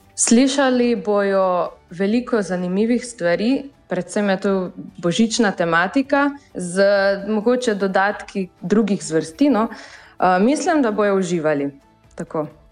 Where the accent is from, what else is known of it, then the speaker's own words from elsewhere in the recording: Bilje or Miren, Gorizia, Slovenia; mi prihajamo iz Bila oziroma iz Mirna.